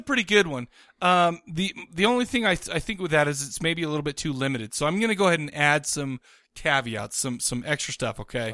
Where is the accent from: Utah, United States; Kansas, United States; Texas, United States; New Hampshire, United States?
Utah, United States; Farmington; I grew up in Farmington